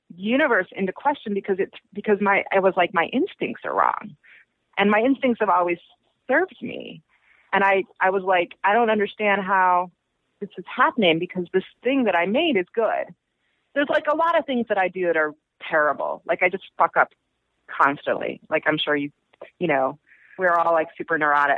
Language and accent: English; Chicago, Illinois, United States; now in New York, United States; I'm originally from Chicago